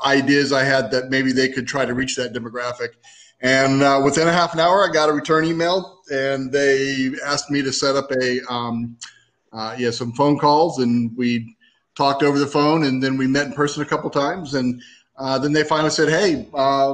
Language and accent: English; East Coast, United States; moved away as an adult; now in San Diego, United States; I grew up on the East Coast and hadn't come out here